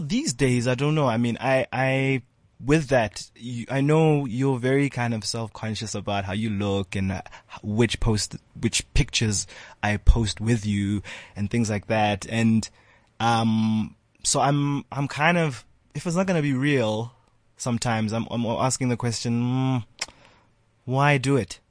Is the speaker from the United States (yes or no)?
no; South Africa; also born or lived in Ghana / Lesotho; it was tough, you know, growing up in South Africa